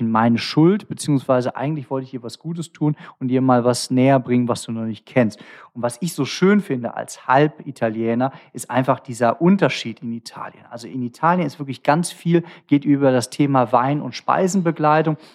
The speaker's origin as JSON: {"language": "German", "town": "Cologne", "region": "North Rhine-Westphalia", "country": "Germany", "said": "Ich bin Kölner, ne?"}